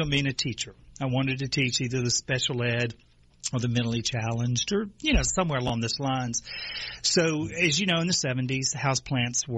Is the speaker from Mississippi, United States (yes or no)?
yes; Natchez, Mississippi, United States; moved away; I'm from Natchez, Mississippi, a beautiful city.